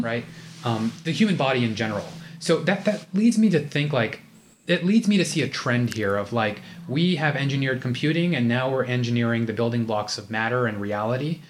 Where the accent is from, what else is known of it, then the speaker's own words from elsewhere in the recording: United States; we're both Indian American. Um, although I'm like a fake, you know, A B C D